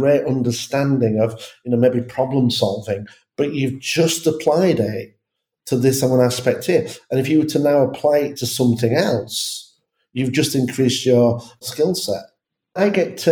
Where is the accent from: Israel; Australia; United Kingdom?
United Kingdom; England; I'm English